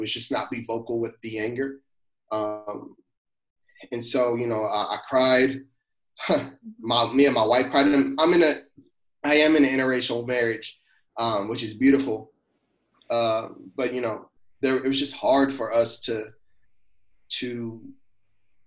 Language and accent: English; Louisville, Kentucky, United States; moved away as an adult; now in Danville, United States; I grew up in inner city Louisville, and you know, I was raised in the hood.